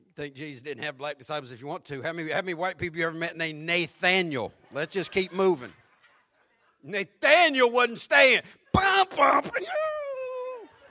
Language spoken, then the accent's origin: English; the South, United States; I'm from the South